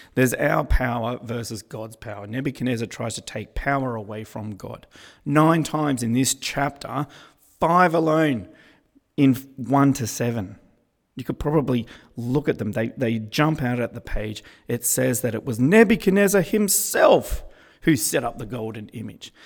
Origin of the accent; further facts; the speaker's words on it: Australia; I'm Australian